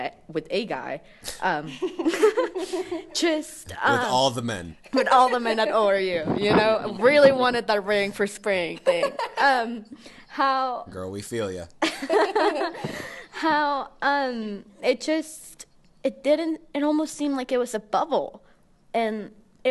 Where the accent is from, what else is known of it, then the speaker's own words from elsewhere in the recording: Houston, Texas, United States; moved away as an adult; also born or lived in Mexico City, Mexico; now in Mexico; I was born in Mexico City, but I was raised in Texas